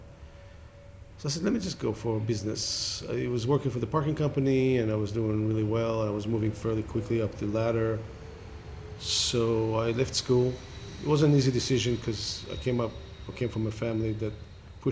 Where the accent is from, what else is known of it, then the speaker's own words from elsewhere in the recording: Israel; moved away as an adult; also born or lived in Los Angeles; now in United States; I was born in Israel.